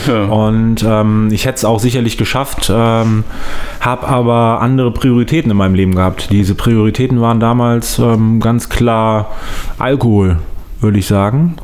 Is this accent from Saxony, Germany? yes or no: no; Solingen, North Rhine-Westphalia, Germany; also born or lived in Langenfeld; ich komme ähm, aus Langenfeld, mhm. bin in Soling groß geworden